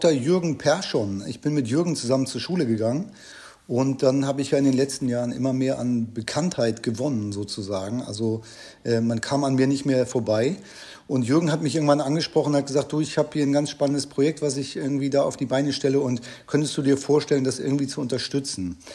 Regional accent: Germany; also ganz normal aufgewachsen in der Nähe von Hamburg

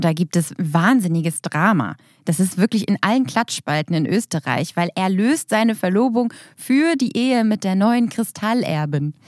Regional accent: Germany; bei uns in Deutschland

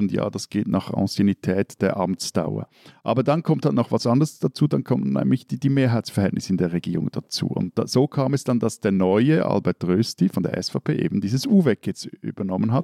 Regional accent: Switzerland; als Schweizer

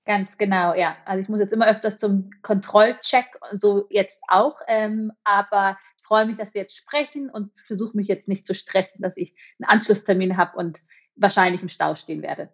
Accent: Munich, Bavaria, Germany; moved away as an adult; also born or lived in Berlin; now in Zürich, Switzerland; Ich komme ja ursprünglich aus München

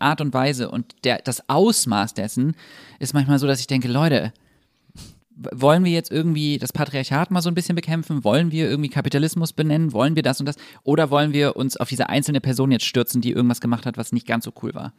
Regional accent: Düsseldorf, North Rhine-Westphalia, Germany; Ich bin in Düsseldorf aufgewachsen.

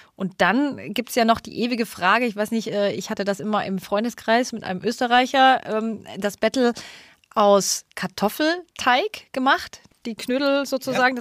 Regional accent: Munich, Bavaria, Germany; now in Berlin, Germany; Perfekt in meine Heimat

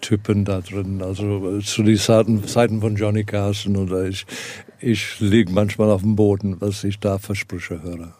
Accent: South Africa; moved away; Ich komme, komme aus Südafrika

